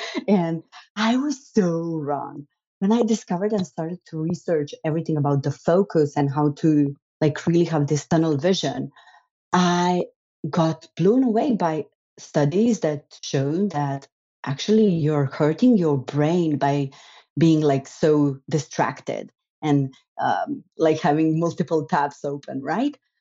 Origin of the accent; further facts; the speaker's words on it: Slovenia; I'm brought up, so I grew up and I'm, I was born in Slovenia.